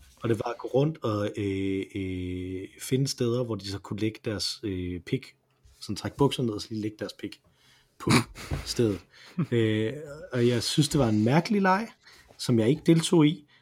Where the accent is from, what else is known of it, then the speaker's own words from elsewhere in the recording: Aarhus, Central Denmark Region, Denmark; da jeg var ung i Aarhus